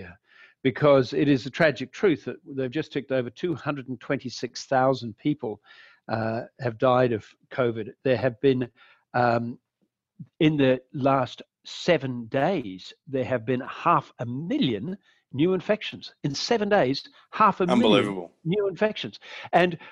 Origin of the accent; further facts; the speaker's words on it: Australia; now in United States; I say, Australia